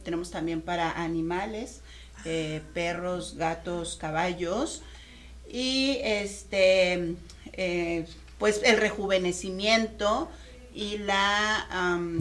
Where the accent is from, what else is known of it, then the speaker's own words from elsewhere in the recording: Mexico; nosotros como mexicanos